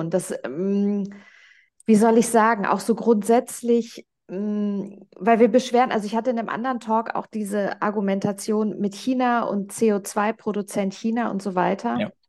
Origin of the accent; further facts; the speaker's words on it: Germany; now in Switzerland; da kam ich als Deutsche in die Schweiz und dachte so, okay, hier ist so das Mindset ja, ähm, eine ganz andere.